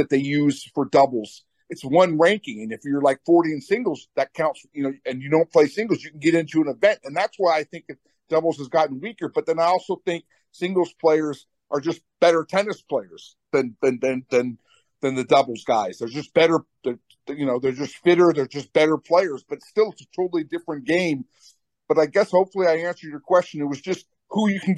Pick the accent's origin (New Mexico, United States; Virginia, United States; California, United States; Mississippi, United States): New Mexico, United States; Albuquerque; I was a Sherman volleyer growing up in Albuquerque.